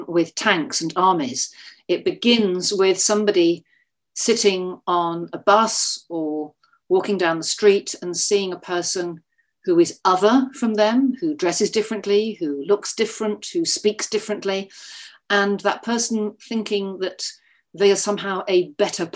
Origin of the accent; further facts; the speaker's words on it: United Kingdom; I'm a British writer.